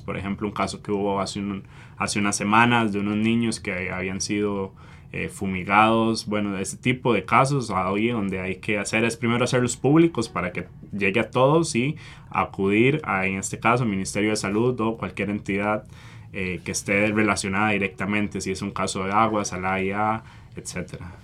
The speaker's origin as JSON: {"language": "Spanish", "country": "Costa Rica"}